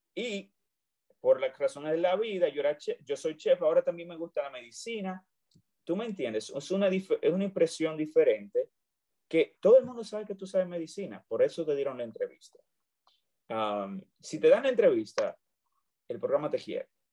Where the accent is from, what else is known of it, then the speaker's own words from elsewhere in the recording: Dominican Republic; moved away as an adult; also born or lived in Santiago, Dominican Republic; now in United States; yo soy dominicano, orgullosamente dominicano. Estudié en Santiago, República Dominicana